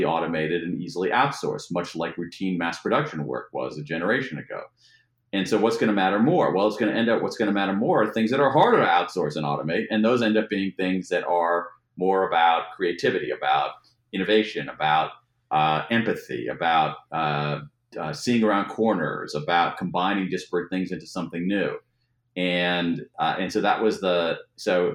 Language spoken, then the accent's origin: English; Ohio, United States; now in Washington, D.C., United States; I grew up in Ohio